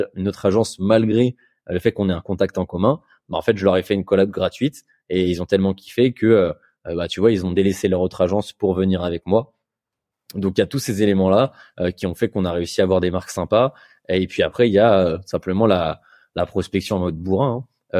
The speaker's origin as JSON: {"language": "French", "town": "Bordeaux", "region": "Nouvelle-Aquitaine", "country": "France", "said": "je suis, de Bordeaux"}